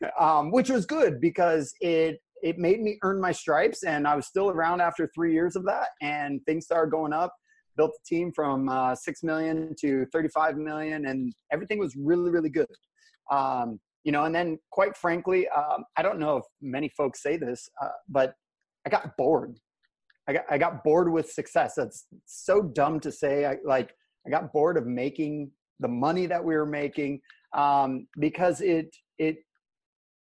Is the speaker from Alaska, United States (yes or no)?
yes; Alaska, United States; I'm from Alaska. I'm born and raised up here.